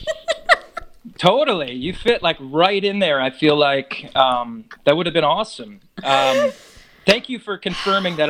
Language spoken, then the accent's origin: English; New York area, United States; growing up in New York area